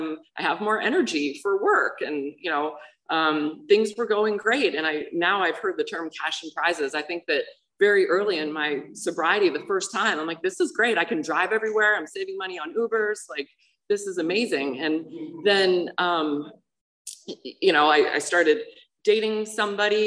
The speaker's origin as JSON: {"language": "English", "town": "Pittsburgh", "region": "Pennsylvania", "country": "United States", "tie": "born or raised there", "said": "I grew up in Pittsburgh, Pennsylvania, normal family"}